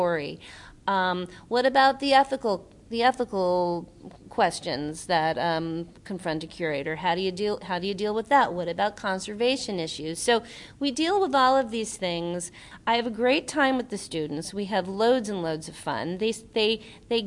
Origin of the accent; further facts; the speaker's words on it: New York, United States; I grew up in New York going